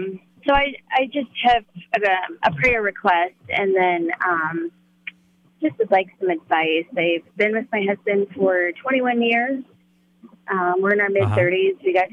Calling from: Loveland, Colorado, United States; Loveland, Colorado.

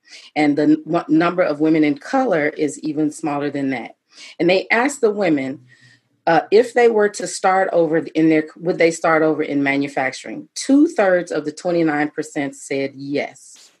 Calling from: Atlanta, Georgia, United States; And I actually am coming to you from Atlanta, Georgia.

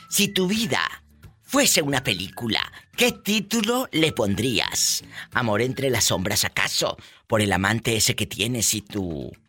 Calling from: Sacramento, California, United States; Soy de Sacramento, viva, ya te olvidaste de mí tan rápido. De Sacramento, California.

